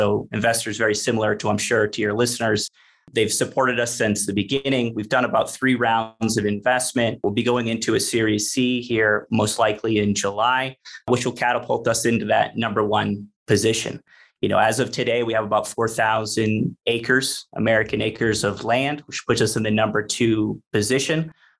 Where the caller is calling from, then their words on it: Medellín, Antioquia, Colombia; So I'm tuning in from Medellin, Colombia. So this is where we headquarter our coffee operations.